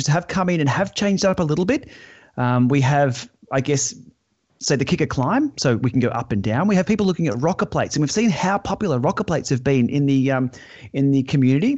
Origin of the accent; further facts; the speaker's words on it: Australia; accent: Aussie; my Aussie accent